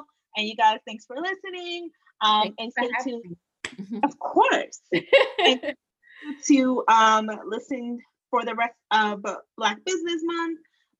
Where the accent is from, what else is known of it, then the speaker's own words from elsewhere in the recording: New York, United States; I'm from New York